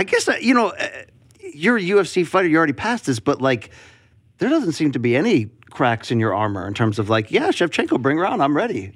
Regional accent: Connecticut, United States; I grew up in Connecticut, but as a fellow tri-stater

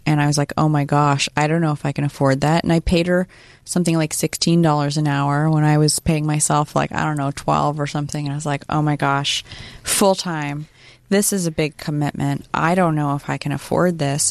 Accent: Sacramento, California, United States; I grew up in Sacramento

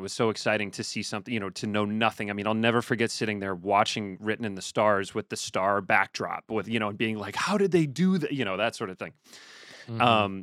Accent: Chicago, Illinois, United States; I grew up in Chicago

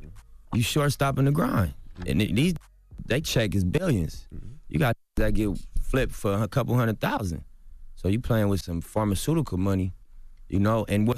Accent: Los Angeles, California, United States; Just like, what's up … You know what I mean? I'm from L.A., bro, I'm from Rolling 60s.

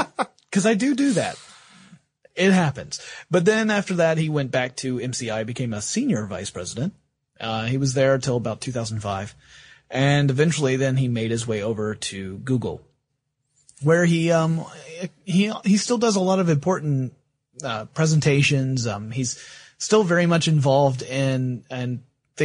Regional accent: the Bible Belt, United States; I was brought up in the Bible Belt

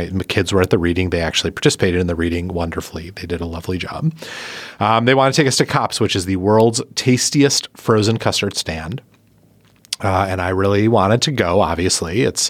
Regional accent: Milwaukee, Wisconsin, United States; So this weekend I was in my hometown, the place I grew up, beautiful Milwaukee, Wisconsin, a great place by a great lake, doing a book reading at a bookstore on the east side.

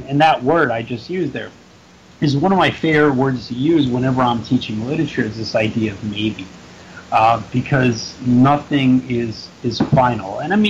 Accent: Philadelphia, Pennsylvania, United States; And being the fact that I am from Philadelphia and our patron saint is Rocky Balboa

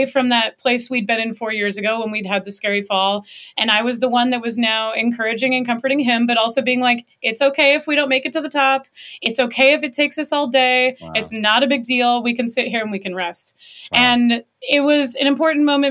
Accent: Pacific Northwest, United States; I did a lot growing up in the Pacific Northwest

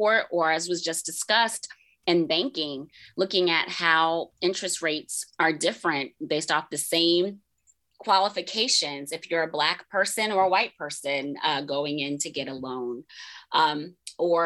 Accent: Tampa, Florida, United States; where I grew up in Tampa

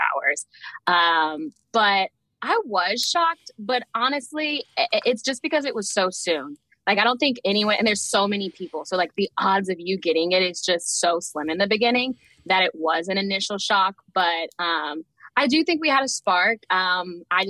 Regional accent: Houston, Texas, United States; now in Atlanta, United States; I'm currently in Atlanta, Georgia, but I am born and raised in Houston, Texas

